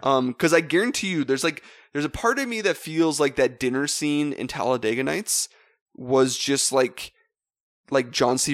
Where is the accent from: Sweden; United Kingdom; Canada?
Canada; Western Canada; Actually, we're from Western Canada